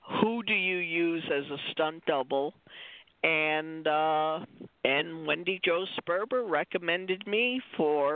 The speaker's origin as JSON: {"language": "English", "town": "Saranac Lake", "region": "New York", "country": "United States", "moved": "yes", "said": "I'm from Saranac Lake, New York, and when I go back to visit my parents"}